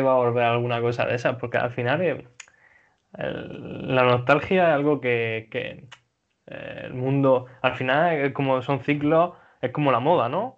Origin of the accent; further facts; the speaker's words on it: Region of Murcia, Spain; yo no soy de Almería, yo soy de Murcia